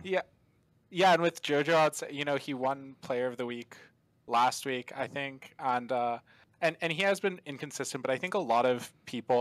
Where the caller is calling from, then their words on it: Tampa, Florida, United States; I'm calling from around Tampa, Florida